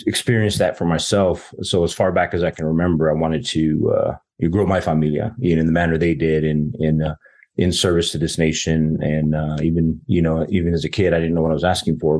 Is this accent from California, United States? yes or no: no; Las Cruces, New Mexico, United States; moved away as an adult; I'm from southern New Mexico, a town. I grew up in Las Cruces, New Mexico